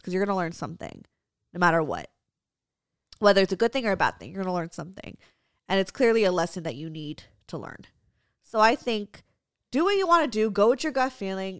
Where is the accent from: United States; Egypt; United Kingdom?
United States; my parents are immigrants, so they were raised in the Philippines, I was raised in America